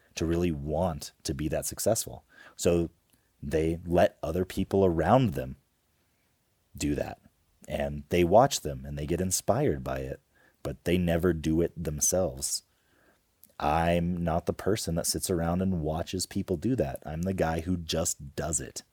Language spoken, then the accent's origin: English; Homer, Alaska, United States; We grew up in Homer, Alaska